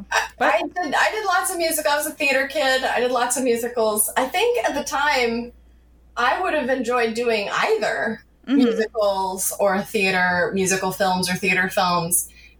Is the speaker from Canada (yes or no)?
yes; Canada; moved away as an adult; also born or lived in Vancouver, British Columbia, Canada / Los Angeles, United States; now in New York City, United States; I'm from a small city in Canada. Ended up in Vancouver, British Columbia, Canada. And then I actually lived in Los Angeles, just down the road from AFI, for 4 years before I moved to New York City.